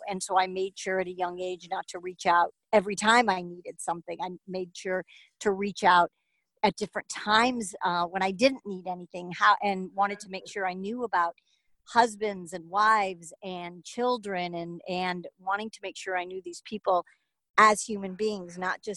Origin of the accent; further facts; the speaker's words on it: Chicago, Illinois, United States; to Chicago, my hometown